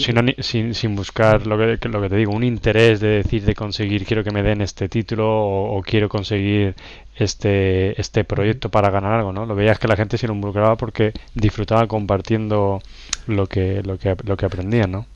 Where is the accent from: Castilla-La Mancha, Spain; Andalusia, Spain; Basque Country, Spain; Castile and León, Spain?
Castilla-La Mancha, Spain; La Roda; moved away; also born or lived in London; soy de La Roda, Albacete, Castilla-La Mancha